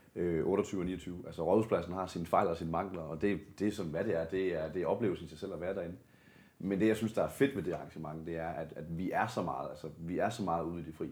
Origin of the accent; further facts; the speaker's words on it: Denmark; nu kommer jeg fra det mørke Jylland